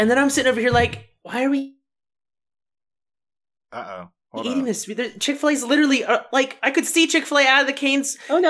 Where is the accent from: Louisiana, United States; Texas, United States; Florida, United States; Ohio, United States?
Ohio, United States; moved away; because I'm from Ohio.